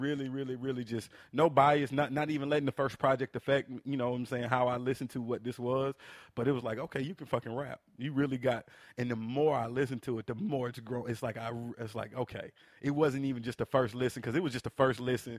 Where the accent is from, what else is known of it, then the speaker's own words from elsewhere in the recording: the South, United States; You know, I'm from the South, man. Like, mm-hmm. this is what I listen to.